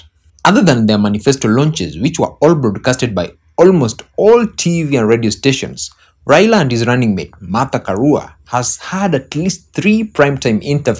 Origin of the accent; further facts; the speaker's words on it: Kenya; I'm a Kenyan independent journalist.